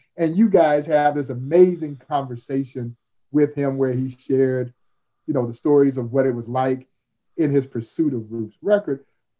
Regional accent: Crawfordville, Georgia, United States; growing up in Crawfordville, Georgia

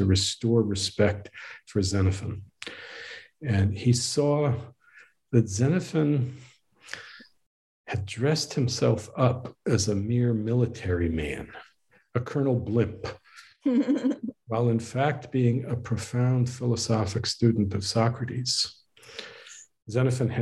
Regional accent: Northeast, United States; now in Waco, United States; I was raised in the Northeast.

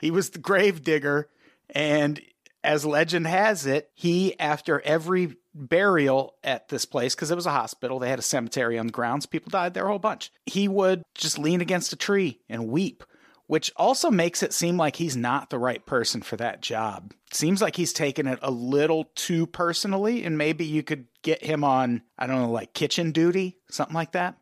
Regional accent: Peoria, Illinois, United States; growing up in Peoria

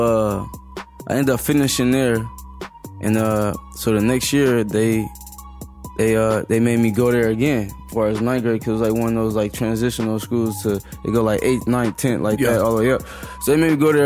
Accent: Compton, California, United States; I grew up in Compton

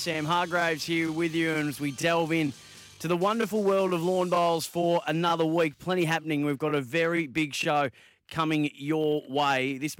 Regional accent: Bendigo, Victoria, Australia; my hometown of Bendigo

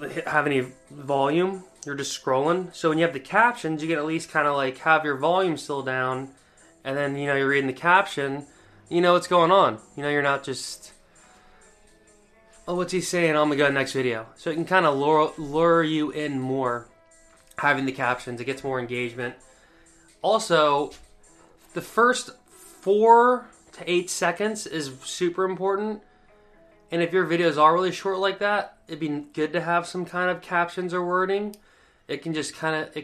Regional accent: East Coast, United States; moved away; growing up on the East Coast

